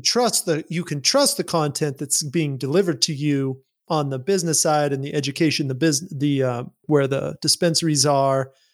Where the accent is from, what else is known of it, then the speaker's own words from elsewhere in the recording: Utah, United States; I grew up in Utah. I grew up in this religious culture